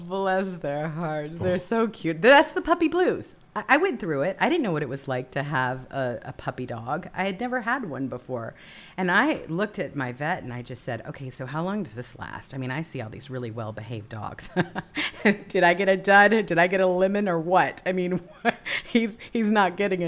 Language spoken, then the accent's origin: English; Mississippi, United States; I was born and raised in Mississippi